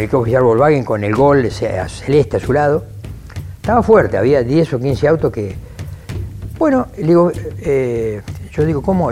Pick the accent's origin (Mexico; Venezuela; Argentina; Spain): Argentina; Lincoln, Buenos Aires Province; fui a vivir a, a mi ciudad natal, a Lincoln, donde estoy actualmente todavía viviendo